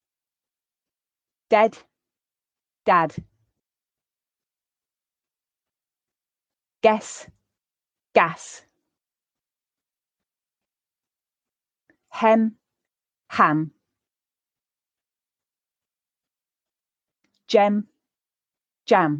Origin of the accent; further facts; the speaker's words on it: the north of England, United Kingdom; in my accent, since I'm from the north of England, I also use a for grass, last, laugh